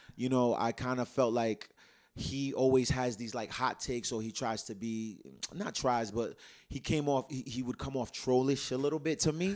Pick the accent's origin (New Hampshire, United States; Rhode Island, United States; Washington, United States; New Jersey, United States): Rhode Island, United States; Providence; born and raised in Providence